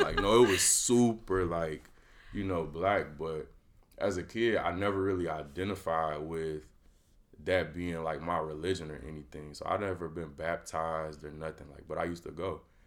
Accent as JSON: {"language": "English", "town": "Chicago", "region": "Illinois", "country": "United States", "said": "I'm from the Chicagoland area"}